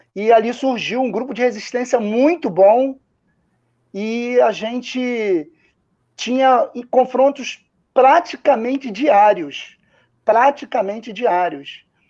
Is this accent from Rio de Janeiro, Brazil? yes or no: yes; Rio de Janeiro, Brazil; Aqui a gente chama de carioca da gema